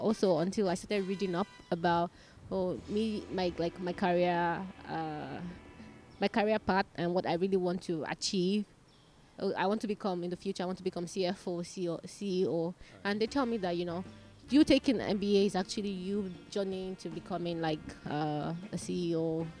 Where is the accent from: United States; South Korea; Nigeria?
Nigeria; now in Malaysia; Yes, I am Nigerian.